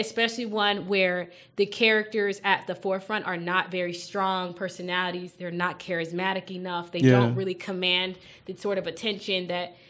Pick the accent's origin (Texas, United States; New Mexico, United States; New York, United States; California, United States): Texas, United States; as a Texan